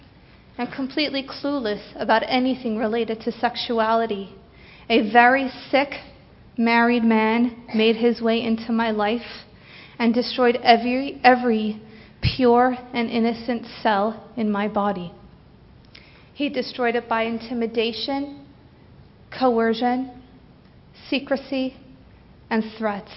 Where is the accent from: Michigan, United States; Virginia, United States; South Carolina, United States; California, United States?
California, United States; Santa Monica; I grew up on Shluchas here in Santa Monica with my amazing parents and wonderful siblings